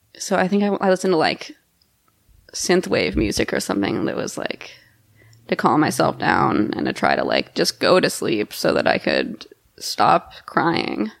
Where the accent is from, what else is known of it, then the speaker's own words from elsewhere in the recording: Texas, United States; moved away; I went home to Texas this summer